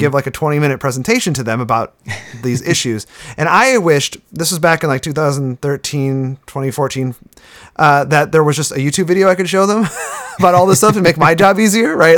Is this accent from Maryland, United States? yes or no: no; Sturgeon Bay, Wisconsin, United States; moved away; I was born and raised in Sturgeon Bay